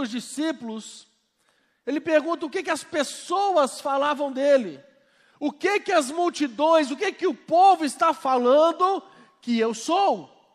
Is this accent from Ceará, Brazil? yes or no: no; Belo Horizonte, Minas Gerais, Brazil; sou de Belo Horizonte, sou pastor